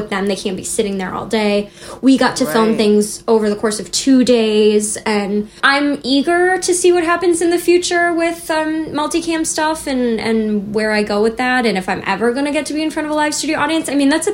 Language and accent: English; Chicago, Illinois, United States; moved away as an adult; also born or lived in New York; I'm from Chicago.